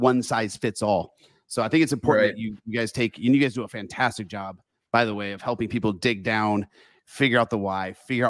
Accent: Michigan, United States; my home state of Michigan

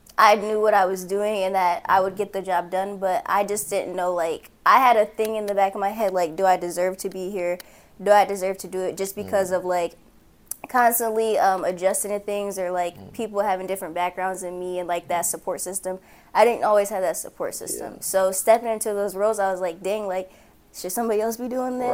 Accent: Port Huron, Michigan, United States; also born or lived in Arizona / Texas / North Carolina; So the thing is, I'm from Port Huron, but like, I've also lived multiple places, so I've never been set and settled in one place. So I'm from there, but I've lived in Arizona, Texas, North Carolina, multiple parts of Michigan.

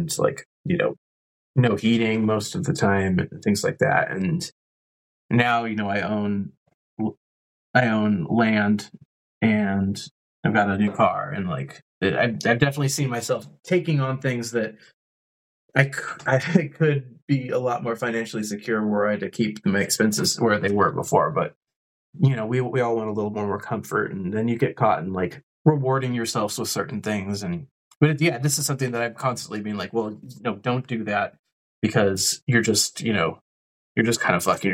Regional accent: West Coast, United States; moved away as an adult; also born or lived in California / Portland, Oregon; now in Kansas, United States; I'm from the West Coast

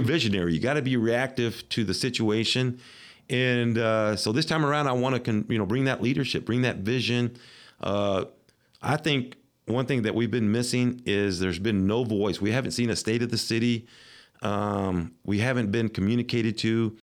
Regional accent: Midland, Texas, United States; this is my hometown

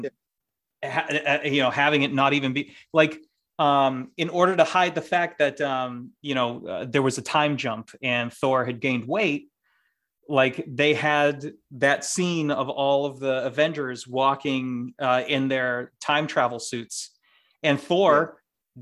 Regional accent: Boston, Massachusetts, United States; accent: Boston; my Boston accent only comes out when I'm far from home or drunk

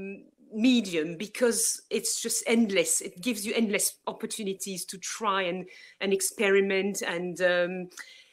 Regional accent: Brussels, Brussels-Capital Region, Belgium; English is a second language; also born or lived in Worcestershire; now in England; I'm from Brussels myself

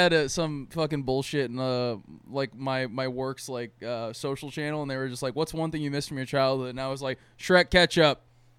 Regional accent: California, United States; I am, so get over it.

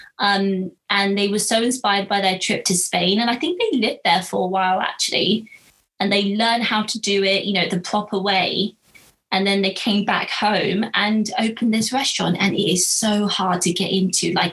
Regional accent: Marlborough, South West England, United Kingdom; I grew up in Marlborough

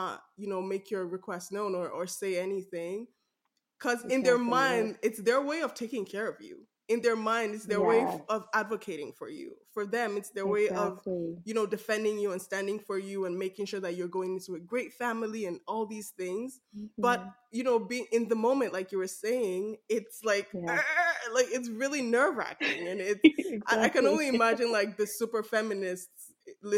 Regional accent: Benin City, Edo, Nigeria; accent: Nigerian; now in Canada; I'm Nigerian from Edo State, Benin City, and I've been to a couple of Benin weddings. I've been there as my Nigerian accent is speaking out right now.

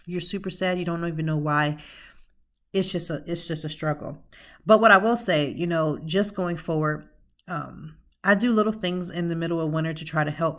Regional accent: Lancaster, Pennsylvania, United States; now in Philadelphia, United States; originally, I'm from Lancaster, Pennsylvania

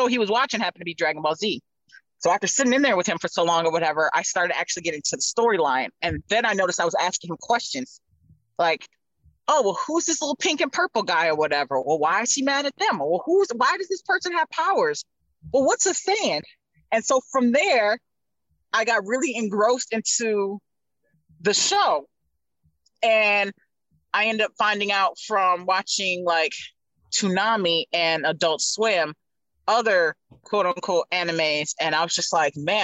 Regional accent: Detroit, Michigan, United States; I'm from Detroit

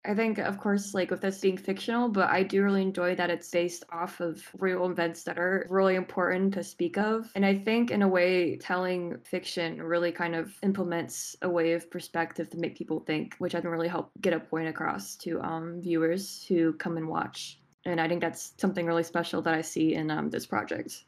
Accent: Richmond, Virginia, United States; I'm from uh, Richmond, Virginia

